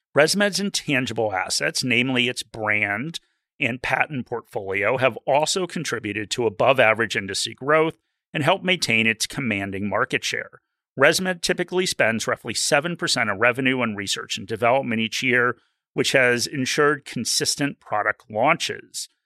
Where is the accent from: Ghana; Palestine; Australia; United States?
Australia; I'm an Australian